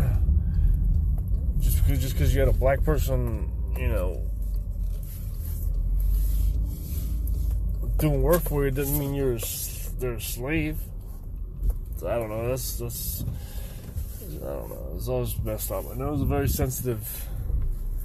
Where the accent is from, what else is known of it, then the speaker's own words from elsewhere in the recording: right outside of Philadelphia, Pennsylvania, United States; I'm from Pennsylvania, right outside of Philadelphia, about, you know, 45 minutes or so